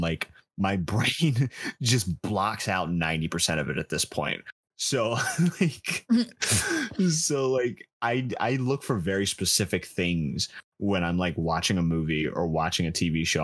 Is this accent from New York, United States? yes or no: yes; New York, United States; I'm from New York, so it's it's a very big baseball town